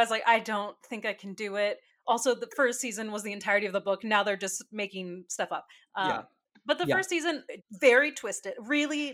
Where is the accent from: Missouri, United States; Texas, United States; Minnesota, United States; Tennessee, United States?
Texas, United States; we're from Texas